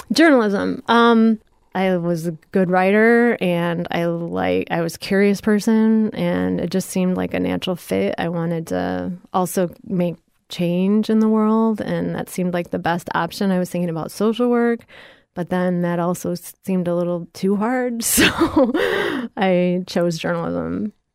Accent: Ottawa, Illinois, United States; born or raised there; now in Florida, United States

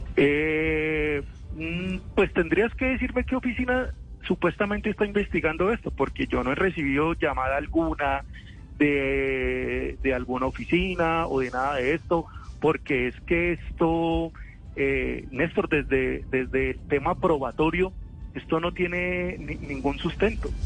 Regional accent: Santander, Colombia; Soy santandereano

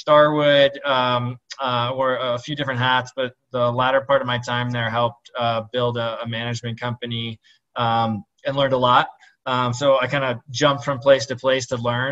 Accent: Minnesota, United States; I grew up in Minnesota to 2 Lebanese immigrant parents

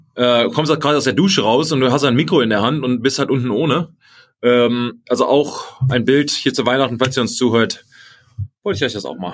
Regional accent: Germany; Germany. Und ich sag, gut, ich auch

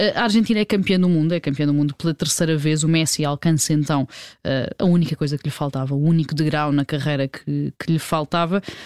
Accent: Portugal; enquanto portugueses

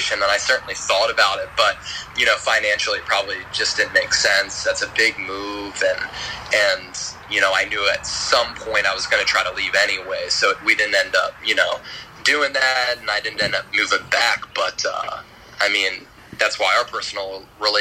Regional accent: outside the Philadelphia area, Pennsylvania, United States; moved away; me growing up outside the Philadelphia area

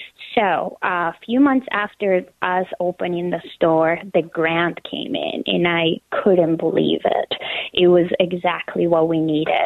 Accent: Colombia; moved away as an adult; now in United States; So I am originally from Colombia. I was born and raised there, and I moved to the United States 12 years ago

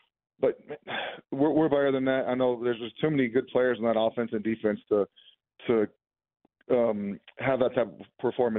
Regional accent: New Mexico, United States; So I grew up in New Mexico. I am part of that fan base, just so you know.

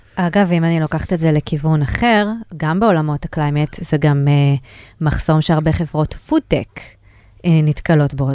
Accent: Israel; בתור ישראלית

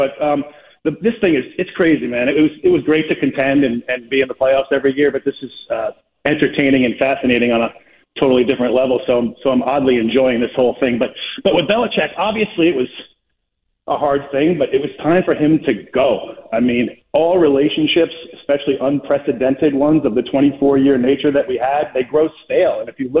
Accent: Rhode Island, United States; I'm from Rhode Island originally

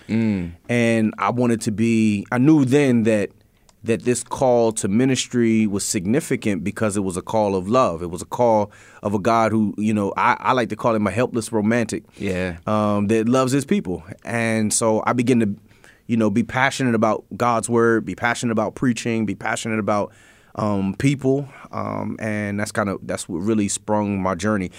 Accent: Harrisburg, Pennsylvania, United States; I grew up in the Allison Hill community, mm-hmm. right? Um, I grew up on Nordane Street

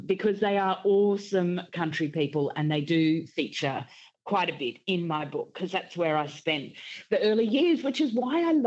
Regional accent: Queensland, Australia; now in Melbourne, Australia; I'm a Queenslander. I didn't grow up with AFL. I've moved to Melbourne

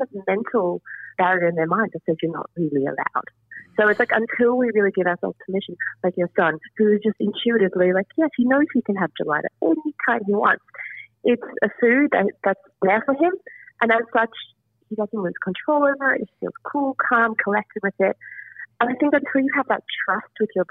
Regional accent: South Africa; I'm also South African

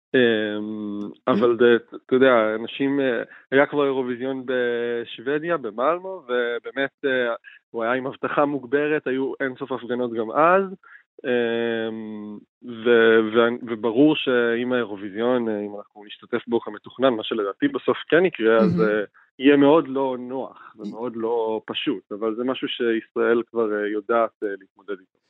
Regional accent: Israel; אנחנו, אנחנו כישראלים

